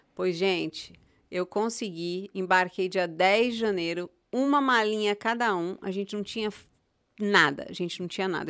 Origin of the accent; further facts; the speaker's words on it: São Paulo, Brazil; moved away as an adult; also born or lived in Goiânia / Itaparica, Bahia / Europe / Morocco; now in United States; eu vim de São Paulo, eu nasci em São Paulo, mas os últimos 20 anos, onde eu tive minha família, onde eu tive meus filhos, foi Goiânia